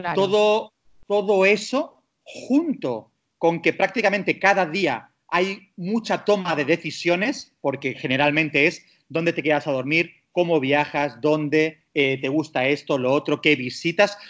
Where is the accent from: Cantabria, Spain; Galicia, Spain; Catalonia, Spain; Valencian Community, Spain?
Catalonia, Spain; Castelldefels; moved away; also born or lived in Dubai; soy de Barcelona, nacido, criado, no de Barcelona ciudad, soy de Castelldefels